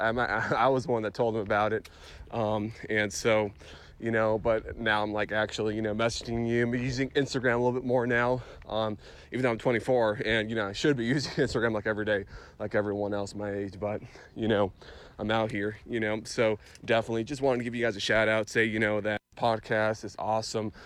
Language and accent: English; Phoenix, Arizona, United States; I'm from Phoenix